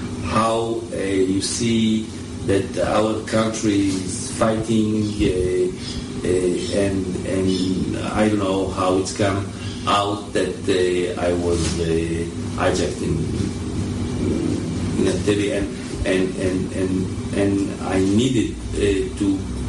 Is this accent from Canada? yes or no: no; Israel; born there; first language French; English is a second language; also born or lived in France; I was born in Israel, but I lived in France for about 20 years.